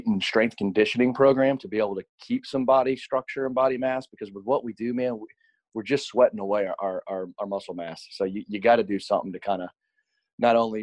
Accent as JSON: {"language": "English", "town": "Nashville", "region": "Tennessee", "country": "United States", "tie": "born or raised there", "moved": "yes", "said": "I grew up in Nashville, Tennessee."}